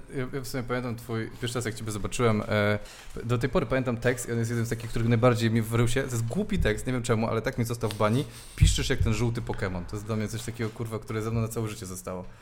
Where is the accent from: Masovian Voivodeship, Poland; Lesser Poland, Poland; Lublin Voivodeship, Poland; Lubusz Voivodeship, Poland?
Masovian Voivodeship, Poland; Warsaw; z Pragi jestem